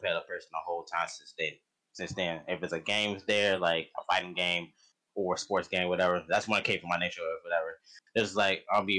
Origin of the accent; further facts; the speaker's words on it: Chicago, Illinois, United States; now in Peoria, United States; I'm from Chicago, Illinois, but I probably live in Peoria now.